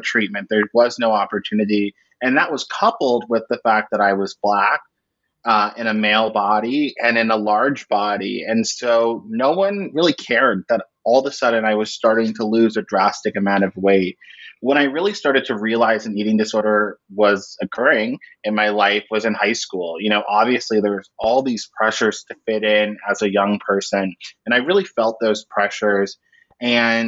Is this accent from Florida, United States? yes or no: yes; Orlando, Florida, United States; I grew up in Orlando, Florida